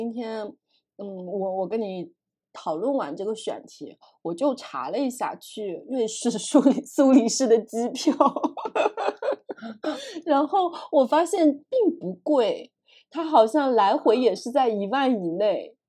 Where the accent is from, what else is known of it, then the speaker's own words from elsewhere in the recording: Zhejiang, China; 就是我们家乡在浙江那一带，对吧？虽然我们家是没有钱，但是这样的人是很多的